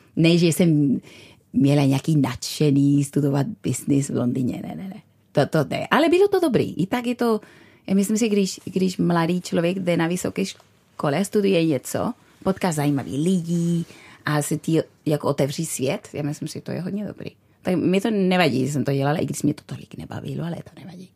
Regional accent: Bilbao, Basque Country, Spain; Czech is a second language; moved away as an adult; also born or lived in London / Brno; now in Czech Republic; Já jsem vyrostla v Bilbao

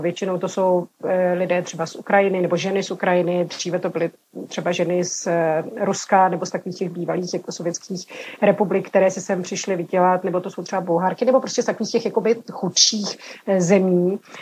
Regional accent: Bohemia, Czechia; moved away as an adult; now in Corfu, Greece; já jsem byla zvyklá z Čech mít hodně kamarádů mezi muži

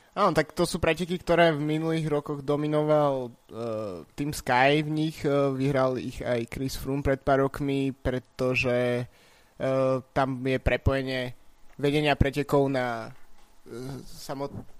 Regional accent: Bratislava, Bratislava Region, Slovakia; ja som tiež z Petržalky

